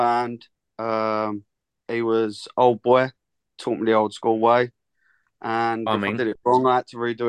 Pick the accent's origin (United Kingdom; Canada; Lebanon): United Kingdom; Essex, East of England; I'm from Essex.